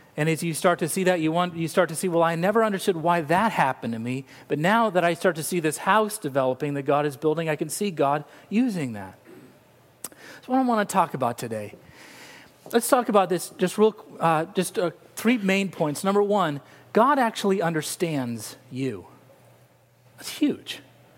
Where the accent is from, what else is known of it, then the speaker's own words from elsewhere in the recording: Laguna Beach, California, United States; born there; I was born in Laguna Beach, California. Laguna Beach.